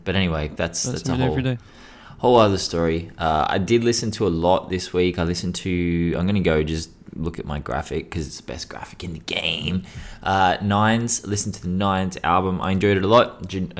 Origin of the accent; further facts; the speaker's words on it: Australia; Well, except for our indigenous population, who are actually the true Australians. I mean, we're just British colonisers, to be honest. We're not really Australian.